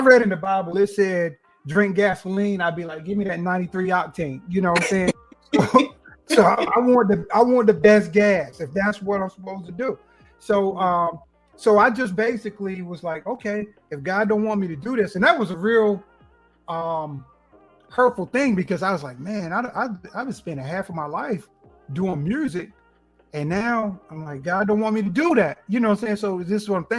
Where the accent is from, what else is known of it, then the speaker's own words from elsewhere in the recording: Kinston, North Carolina, United States; now in Wilmington, United States; I'm originally from Kinston, North Carolina. Currently, I live near Wilmington, North Carolina, near the beach